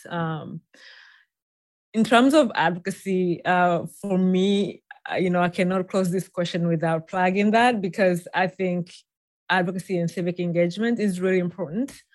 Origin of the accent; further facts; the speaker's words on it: Tanzania; moved away as an adult; now in United States; I was born and raised in Tanzania